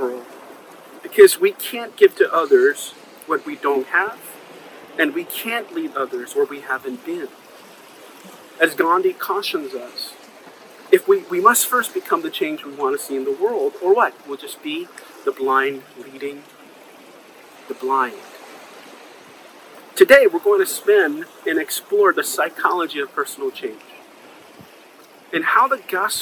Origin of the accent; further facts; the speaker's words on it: New York City, New York, United States; when I was growing up on Broadway in the Upper West Side